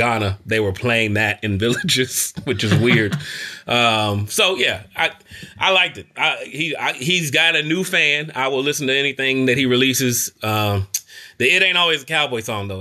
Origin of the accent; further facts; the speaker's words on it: Kentucky, United States; I'm from Kentucky